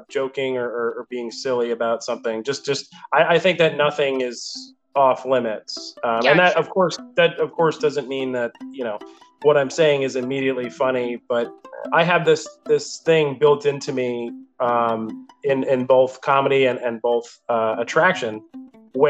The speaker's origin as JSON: {"language": "English", "region": "New Jersey", "country": "United States", "tie": "born or raised there", "moved": "yes", "lives_now": "North Carolina, United States", "said": "I'm from New Jersey. That's where I came out of my parents. I moved to North Carolina in 2007. I went to school here."}